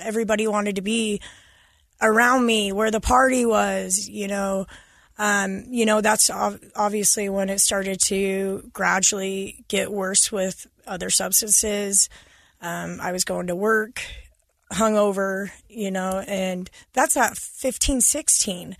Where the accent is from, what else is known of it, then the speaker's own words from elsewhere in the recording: Farr West, Utah, United States; I grew up in Far West.